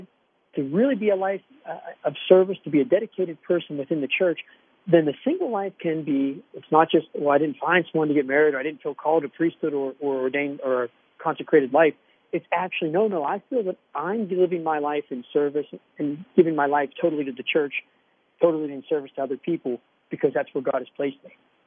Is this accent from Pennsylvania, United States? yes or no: yes; Aspinwall, Pennsylvania, United States; I'm a Pittsburgh-born guy. I grew up in Aspinwall